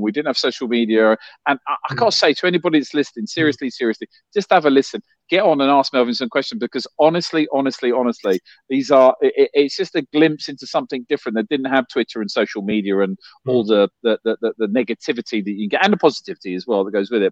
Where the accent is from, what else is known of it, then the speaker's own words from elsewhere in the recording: London, United Kingdom; I grew up in West London